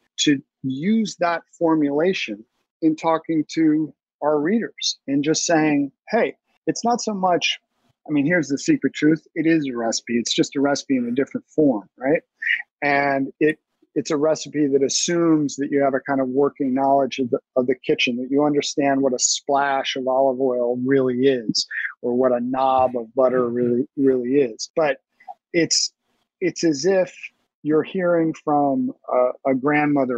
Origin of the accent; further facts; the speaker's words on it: New York City, New York, United States; I grew up in Brooklyn Heights